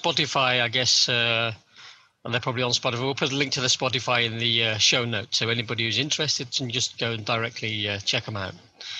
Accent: United Kingdom; I'm British

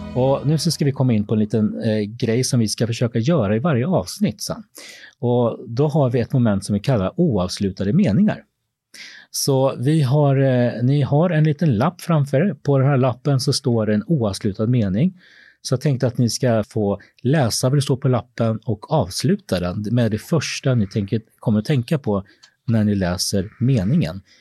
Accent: Småland, Sweden; moved away as an adult; also born or lived in Peru; now in Stockholm, Sweden; jag kommer egentligen från Småland, där jag är uppvuxen

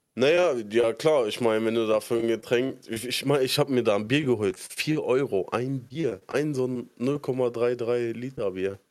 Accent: Berlin, Germany; ich komme aus Spandau, so Randgebiet von, bei Berlin

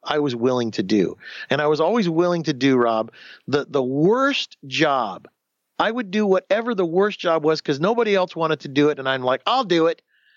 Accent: Southern California, United States; also born or lived in Houston, Texas; I grew up in Southern California. And I grew up on the beach

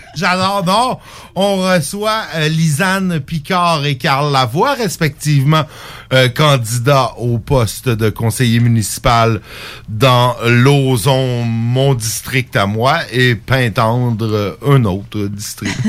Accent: Saint-Jérôme, Quebec, Canada; also born or lived in Rimouski; now in Lévis, Canada; Je viens pas d'ici, mais ça faites 12 ans. Saint-Jérôme, euh, dans les Laurentides, mais en fait. Euh, je suis parti de Saint-Jérôme pour aller d'abord à Rimouski

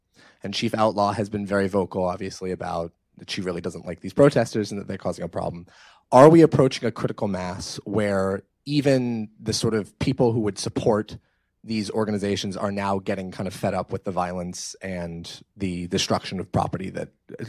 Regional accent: Portland, Oregon, United States; I'm actually from Portland as well.

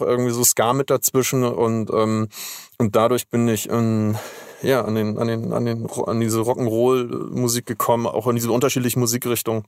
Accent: Schleswig-Holstein, Germany; aufgewachsen und geboren bin ich in Schleswig-Holstein

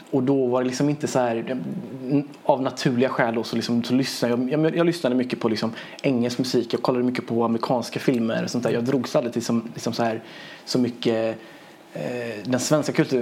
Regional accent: Sweden; also born or lived in Iran / Gothenburg; jag är inte uppvuxen i mitt hemland, jag är uppvuxen i Sverige

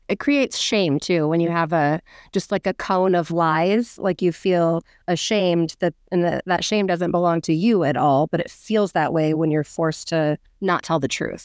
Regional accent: Orange County, California, United States; born or raised there; now in Texas, United States

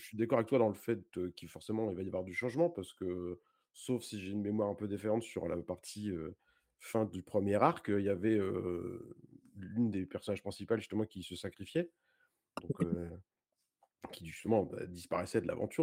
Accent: Paris region, Île-de-France, France; je suis de région parisienne

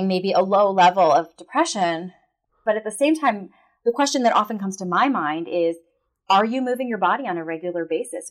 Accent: Canada; I'm Canadian

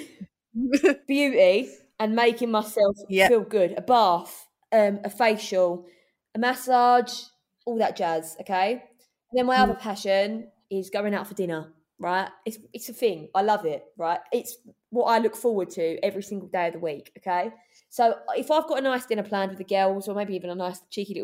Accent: London, United Kingdom; moved away as an adult; now in Essex, United Kingdom; I'm from East London. I live in Essex now, but I only moved there. I've been from East London until I was moved out when I was 20.

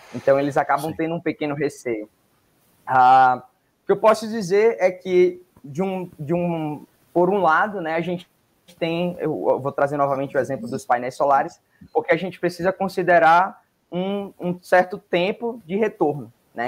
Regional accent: Northeast Region, Brazil; Eu sou do Nordeste

